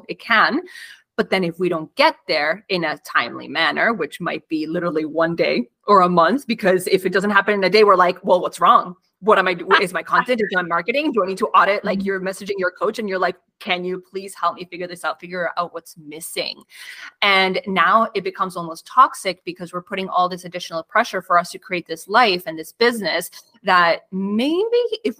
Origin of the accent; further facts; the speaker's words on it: Argentina; now in Canada; I immigrated from Argentina to Canada. My parents had to completely restart their life, find new careers.